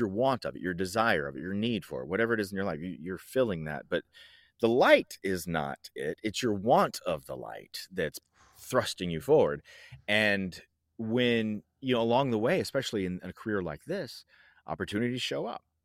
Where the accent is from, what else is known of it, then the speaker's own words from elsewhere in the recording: Franklin, Tennessee, United States; also born or lived in Georgia / Hawaii / North Carolina; I grew up predominantly in the South in Franklin, Tennessee, but we moved back there a lot. I moved into that town four times. I lived all over Tennessee. I also lived in Georgia. I lived in Hawaii. I lived in North Carolina.